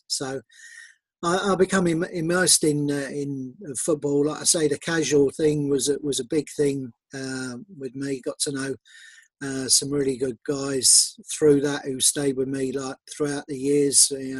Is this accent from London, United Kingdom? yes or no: yes; London, United Kingdom; I was born and brought up in Barnes, Southwest London, so just over the river from Hammersmith Bridge, which is where great uncle Chick was from. All the family on my mum's side are all from Barnes and Mortlake